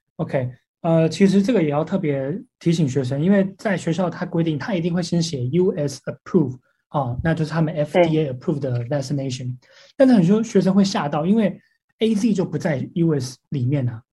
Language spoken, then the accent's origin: Chinese; Taiwan; moved away; 我说来自台湾